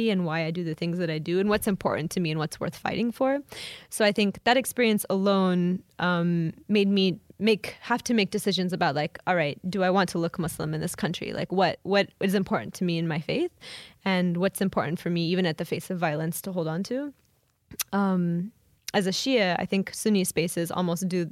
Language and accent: English; Oklahoma, United States; moved away as an adult; also born or lived in Chicago; I was born and raised in Oklahoma.